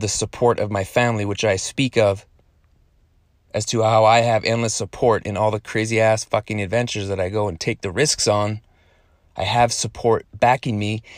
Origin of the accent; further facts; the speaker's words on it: Canada; born in Canada, and then I'm Canadian